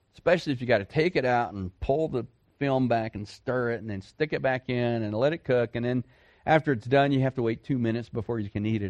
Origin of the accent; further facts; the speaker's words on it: Dallas, Texas, United States; I grew up in a city. I grew up in Dallas Fort Worth